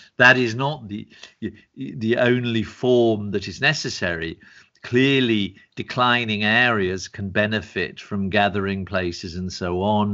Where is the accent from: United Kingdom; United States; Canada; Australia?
United Kingdom; England; moved away; also born or lived in Germany / Italy; I was born in England, lived in Germany, for nine years, studied also in Italy